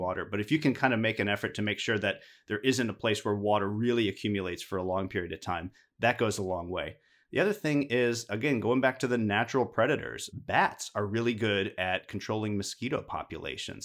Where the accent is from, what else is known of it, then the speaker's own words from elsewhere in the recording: Midwest, United States; now in Houston, United States; I grew up in the Midwest